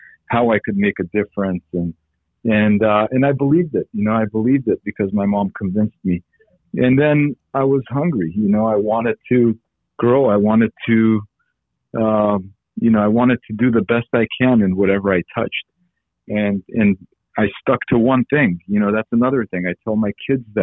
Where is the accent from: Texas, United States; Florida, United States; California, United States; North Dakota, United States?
California, United States; also born or lived in Armenia; I grew up in California